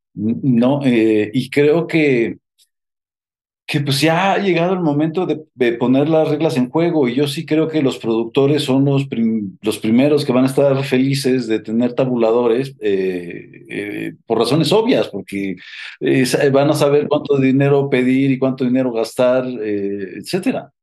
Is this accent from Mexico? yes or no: yes; Mexico; en México nunca hemos tenido un, un o un sindicato